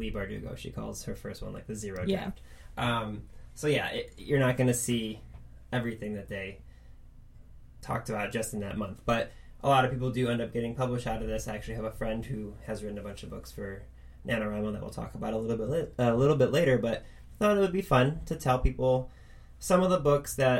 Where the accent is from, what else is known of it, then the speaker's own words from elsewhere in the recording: Cleveland, Ohio, United States; We're from Cleveland